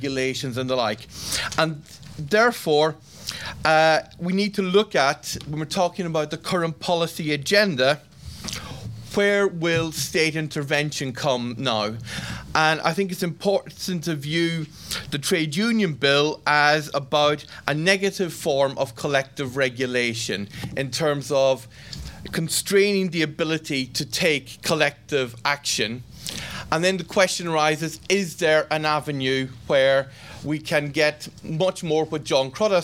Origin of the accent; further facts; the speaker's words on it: Ireland; an Irishman